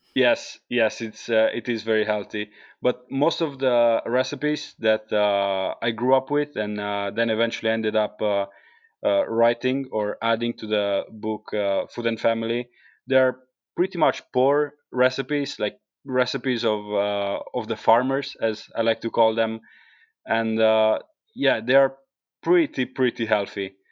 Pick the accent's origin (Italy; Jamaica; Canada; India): Italy; Carpino, Apulia; English is a second language; moved away as an adult; also born or lived in England; now in Iceland; coming from a small village in the south of, uh, Italy called Carpino